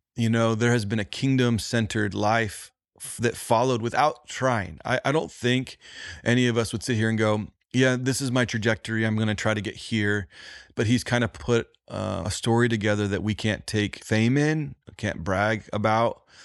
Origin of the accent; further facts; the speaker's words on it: Indiana, United States; I was from the Midwest